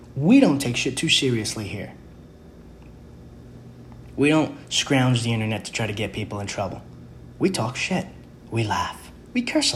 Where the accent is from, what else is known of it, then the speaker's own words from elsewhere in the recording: New York City, New York, United States; I grew up in the Bronx